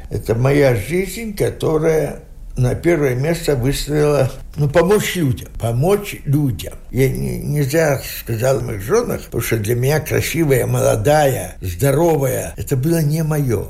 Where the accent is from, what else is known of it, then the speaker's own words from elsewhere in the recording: Dubrovno, Vitebsk Region, Belarus; moved away as an adult; now in Latvia; я родился в Дубровной, Витебской области. Там я окончил школу белорусскую с медалью